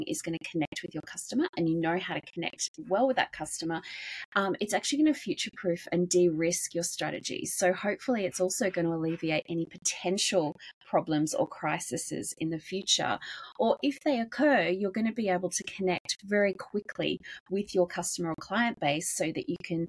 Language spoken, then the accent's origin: English; Australia; I'm from Australia, and I've worked in public relations